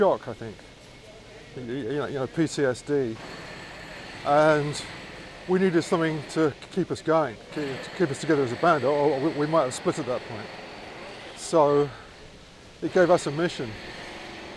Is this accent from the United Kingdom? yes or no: yes; London, United Kingdom; We all hung out in folk clubs, you know, in our teenage years, part of our diet growing up in London